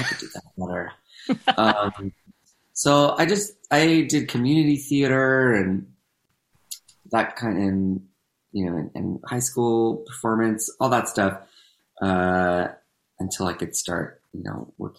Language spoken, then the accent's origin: English; Southern California, United States; I grew up here in Southern California